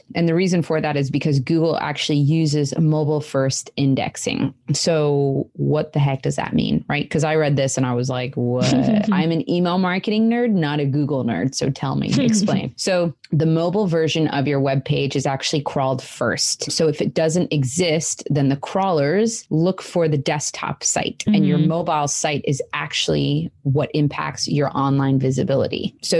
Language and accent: English; England, United Kingdom; born there; moved away; And I was born in England and I haven't lived there for a very, very long time. But there are still some random words that I say kind of strangely.